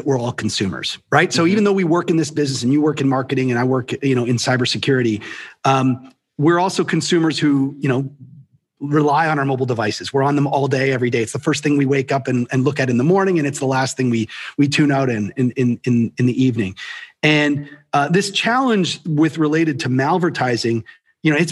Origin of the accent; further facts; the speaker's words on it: Canada; I'm Canadian